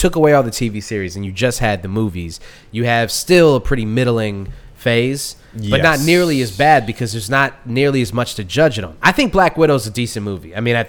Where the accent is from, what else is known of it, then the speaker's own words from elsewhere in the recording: United States; I'm an American